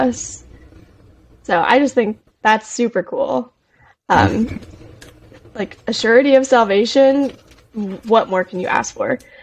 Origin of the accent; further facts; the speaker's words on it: Arizona, United States; I am from Arizona